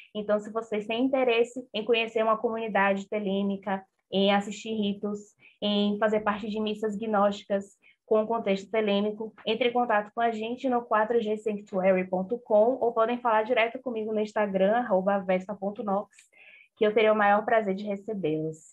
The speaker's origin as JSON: {"language": "Portuguese", "town": "Salvador", "region": "Bahia", "country": "Brazil", "said": "Eu sou de Salvador"}